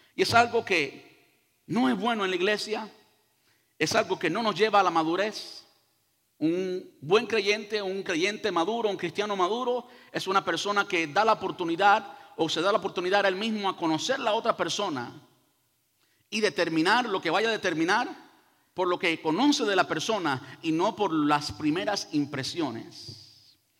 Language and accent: Spanish; Cuba; now in United States; Yo soy cubano y digo hacer, y digo oye compadre, y oye caballero, y todo eso